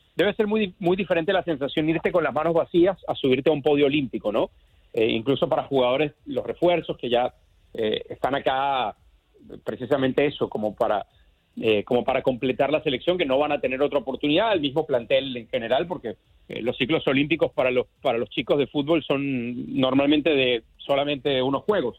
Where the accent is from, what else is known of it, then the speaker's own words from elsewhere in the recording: Venezuela; como decimos en Venezuela, en mi tierra